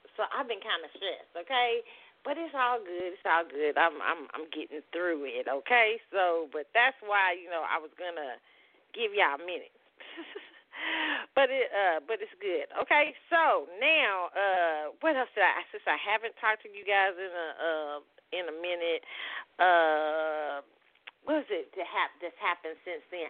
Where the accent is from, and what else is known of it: Kansas City, Missouri, United States; born or raised there